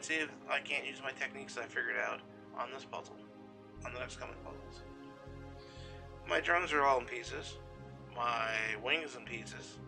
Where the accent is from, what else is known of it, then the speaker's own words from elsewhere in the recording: Pennsylvania, United States; my home state where I've been born and bred for 40 years?